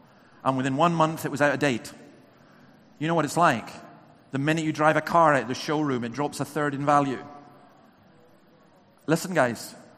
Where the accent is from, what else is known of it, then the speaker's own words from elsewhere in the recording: England, United Kingdom; born there; I love coming down to England. I was born in England, but please don't tell anyone. Back up in Scotland.